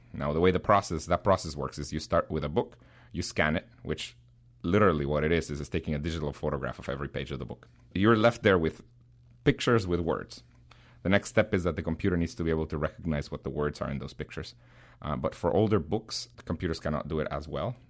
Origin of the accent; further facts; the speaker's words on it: Guatemala; English is a second language; now in United States; I was born in Guatemala